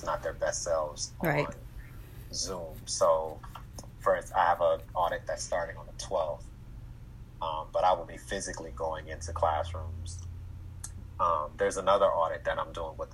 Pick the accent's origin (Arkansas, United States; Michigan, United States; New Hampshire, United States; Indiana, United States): Michigan, United States; Detroit; we grew up in Detroit